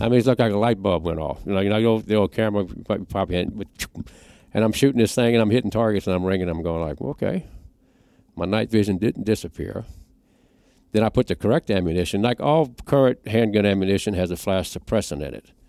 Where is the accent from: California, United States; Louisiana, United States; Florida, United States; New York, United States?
Louisiana, United States; I'm from Louisiana, it's like a hundred degrees all the time.